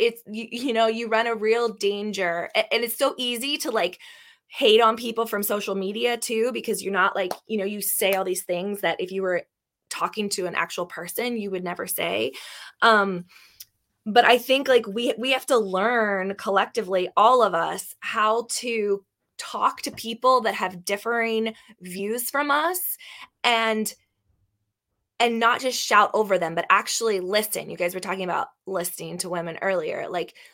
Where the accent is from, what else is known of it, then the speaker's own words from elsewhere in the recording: Northern Panhandle of West Virginia, United States; I grew up in the Northern Panhandle of West Virginia